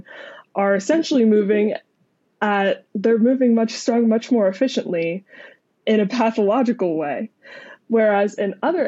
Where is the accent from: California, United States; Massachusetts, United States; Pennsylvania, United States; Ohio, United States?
Pennsylvania, United States; also born or lived in Utah / Arizona; So I grew up in the United States, in many different states, but mostly in Pennsylvania near Philadelphia and also in Utah near Salt Lake City. And I finished high school near Phoenix.